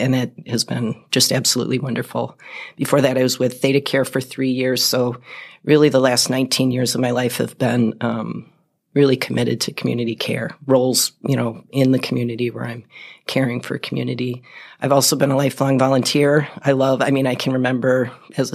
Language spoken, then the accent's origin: English; Milwaukee, Wisconsin, United States; moved away as an adult; also born or lived in Las Cruces, New Mexico / Austin, Texas / Fox Cities, Wisconsin; now in Appleton, United States; I grew up in Milwaukee, lived there till I was 21, and then in the late 80s, I moved up here